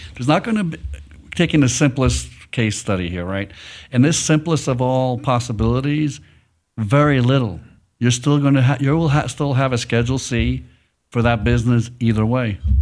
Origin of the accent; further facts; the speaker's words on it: New York City, New York, United States; now in Dallas, United States; I'm from New York City